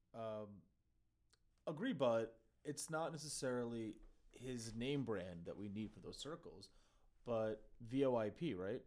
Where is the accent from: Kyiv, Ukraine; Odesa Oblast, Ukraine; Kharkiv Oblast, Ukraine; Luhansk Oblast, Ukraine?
Kyiv, Ukraine; now in United States; in my home country, uh, in, in fact, my home city in Kyiv